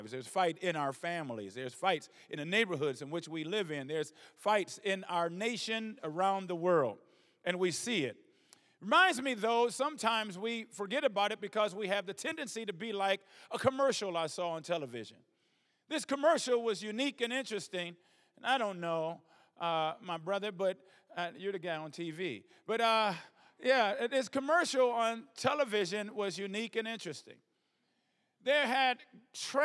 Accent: Detroit, Michigan, United States; moved away as an adult; also born or lived in Atlanta, Texas; now in South Africa; I'm from Detroit, I'm born and raised in Detroit

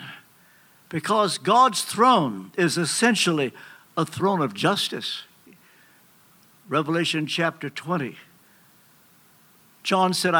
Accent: Kentucky, United States; I'm from Kentucky

